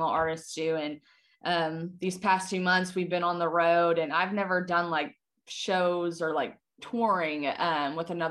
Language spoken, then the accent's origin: English; Lexington, Kentucky, United States; moved away as an adult; I had so much hometown support in Lexington.